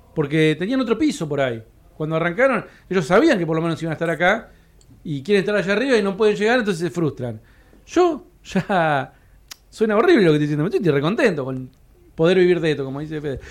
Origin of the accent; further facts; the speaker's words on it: Cipolletti, Río Negro, Argentina; now in Buenos Aires, Argentina; Yo soy un pibe que vengo de Chipoleti